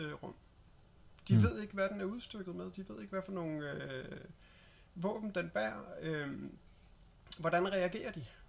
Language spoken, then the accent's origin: Danish; Denmark; som dansker